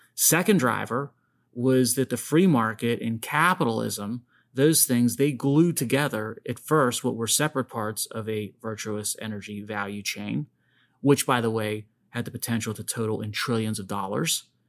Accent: Pittsburgh, Pennsylvania, United States; although I never left Pittsburgh

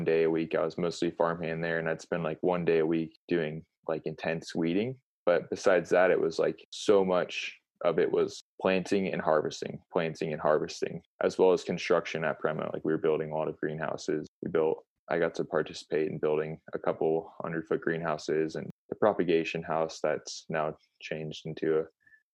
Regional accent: United States; I grew up in Tahoe

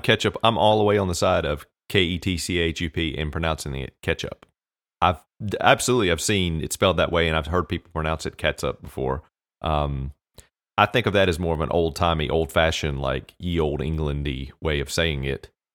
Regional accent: United States; We as Americans

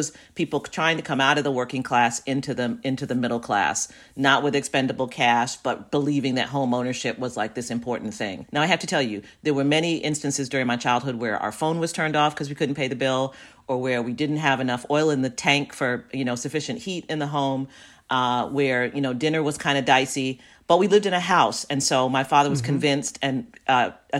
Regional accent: New York City, New York, United States; also born or lived in Manhattan / Brooklyn; growing up in Jamaica, Queens

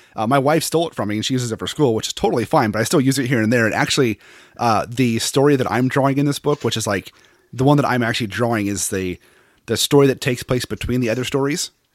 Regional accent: Seattle, Washington, United States; I'm from Seattle, so I don't like hot weather at all

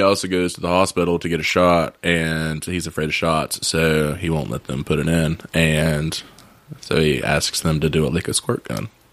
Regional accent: West Virginia, United States; I'm just from West Virginia.

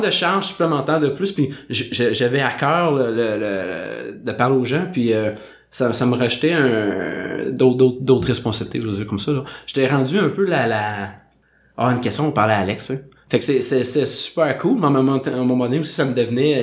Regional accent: Saint-Jérôme, Quebec, Canada; moved away as an adult; now in Montreal, Canada; j'ai grandi à Saint-Jérôme, j'ai déménagé à Montréal dans le coin de 2010.

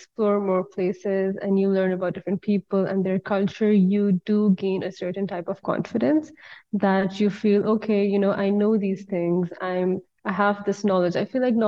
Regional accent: Pakistan; moved away as an adult; now in Istanbul, Turkey; back in Pakistan

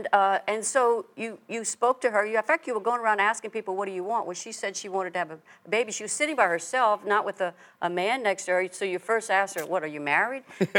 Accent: Louisiana, United States; now in Texas, United States; I'm from Louisiana, but I now live in Texas.

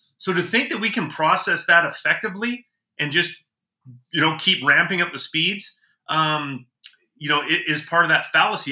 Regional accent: Canada; now in United States; as a Canadian

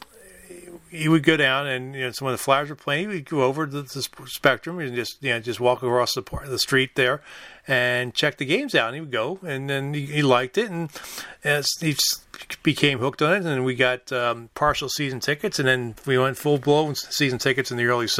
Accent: Philadelphia, Pennsylvania, United States; moved away; growing up in Philadelphia

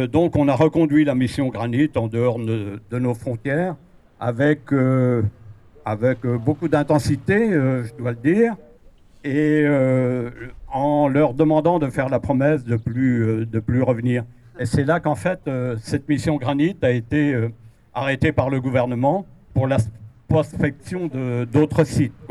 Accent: Pays de la Loire, France; je viens avec beaucoup d'amis de la Mayenne. la Mayenne où l'on s'est opposé à un site d'enfouissement de déchets nucléaires dans un massif granitique en 2000.

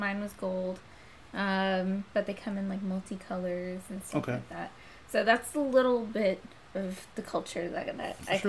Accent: United States; So I know, like, the West Indie culture very well, and obviously I'm American, so American culture, but not too much of the East Indian culture.

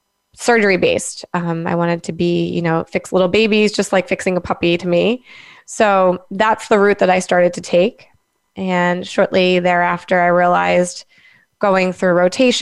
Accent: Langhorne, Pennsylvania, United States; also born or lived in Delaware; I'm from Langhorne, Pennsylvania

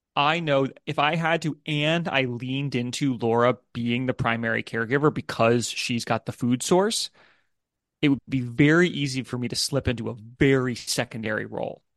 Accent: United States; moved away as an adult; now in United Kingdom; I'm an American. My family's in America, in the U S

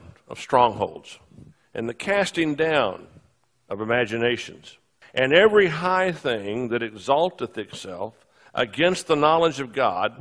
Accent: Texas, United States; now in Charlotte, United States; I am a sixth-generation Texan

